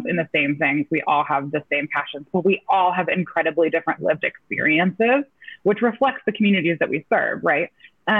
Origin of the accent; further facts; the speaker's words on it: North Carolina, United States; moved away as an adult; I was making my homecoming back to my home state